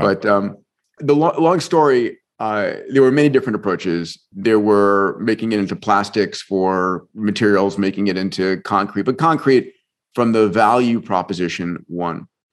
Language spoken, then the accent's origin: English; Long Island, New York, United States; also born or lived in Bronx, New York; I was born in the Bronx, grew up in New York, in Long Island